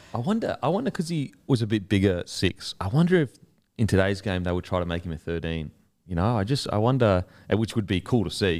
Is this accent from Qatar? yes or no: no; Queensland, Australia; I'm a Queenslander